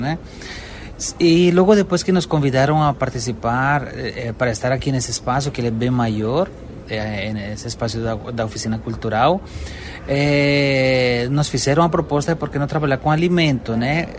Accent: Cali, Valle del Cauca, Colombia; Portuguese is a second language; moved away as an adult; now in São Paulo, Brazil; eu sou de Cali, na Colômbia

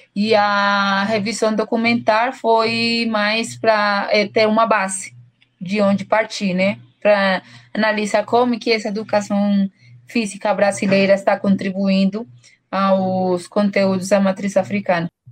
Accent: Bogotá, Colombia; Portuguese is a second language; eu sou colombiana, eu venho de uma cidade chamada Bogotá, que é a capital da, da Colômbia

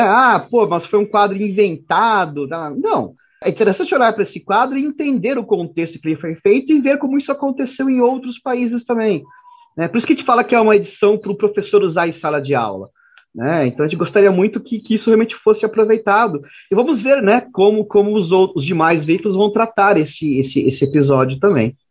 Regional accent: Brazil; nós brasileiros, nós jornalistas brasileiros

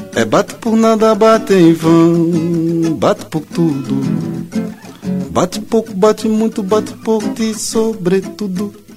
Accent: Tietê, São Paulo, Brazil; eu nasci em Tietê

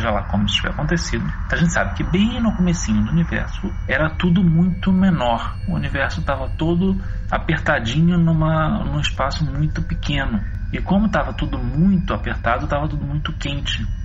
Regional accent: Pedralva, Minas Gerais, Brazil; sou de Pedralva, Minas Gerais. Eu tenho nove anos

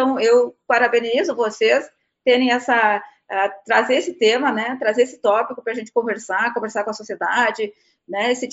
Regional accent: South Region, Brazil; eu sou do Sul, e lá no Sul a gente usa muita lenha, mas é por questão eh, cultural e, e também pelo frio

